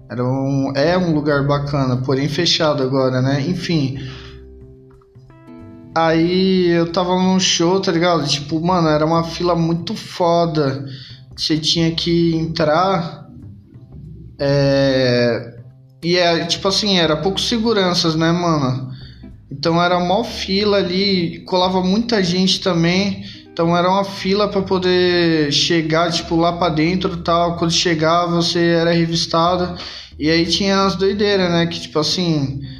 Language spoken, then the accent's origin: Portuguese; São Mateus, Brazil; E Tipo assim, eu sou de São Mateus, né? Quem, quem tá ouvindo já, já tá ligado na, na parada, mas quem não é de São Mateus, mano, é tipo assim, a gente fazia praticamente os mesmos rolês, trombava as mesmas pessoas